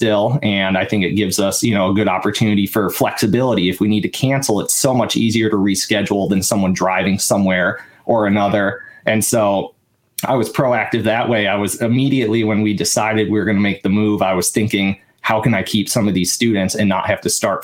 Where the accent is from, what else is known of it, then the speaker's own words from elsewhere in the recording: Waukesha, Wisconsin, United States; moved away as an adult; also born or lived in Eau Claire, Wisconsin / Texas; now in Chicago, United States; I grew up in the Milwaukee area. I'm from Waukesha, Wisconsin